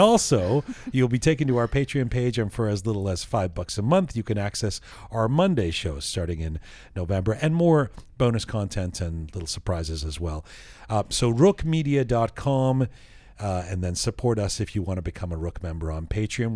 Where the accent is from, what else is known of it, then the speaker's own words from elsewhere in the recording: London, United Kingdom; now in Canada; I grew up in London and came here